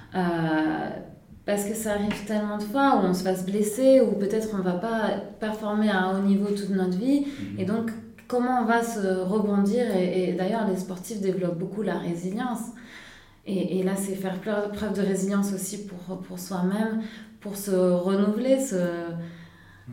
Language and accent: French; Nice, Provence-Alpes-Côte d'Azur, France; moved away as an adult; also born or lived in Singapore / Lausanne; je viens de Nice. donc un endroit assez ensoleillé comme ici aujourd'hui à Lausanne. Euh, donc j'ai grandi euh, à Nice